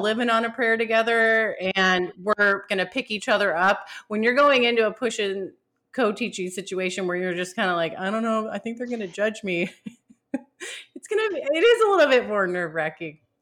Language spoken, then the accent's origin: English; California, United States; I'm from California too